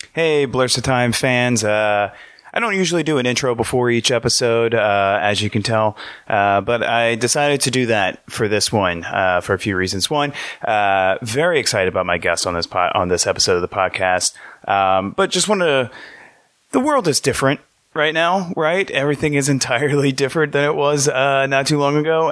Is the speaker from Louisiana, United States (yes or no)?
yes; Metairie, Louisiana, United States; I'm from the suburbs. I'm from Metairie